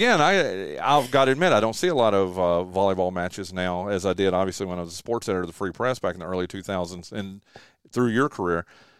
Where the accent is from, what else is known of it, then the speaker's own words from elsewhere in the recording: North Carolina, United States; I came from Western North Carolina, nothing against those programs there